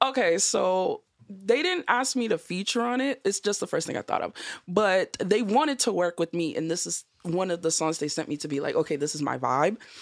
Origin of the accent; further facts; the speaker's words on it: Boston, Massachusetts, United States; also born or lived in Georgia; I'm from Boston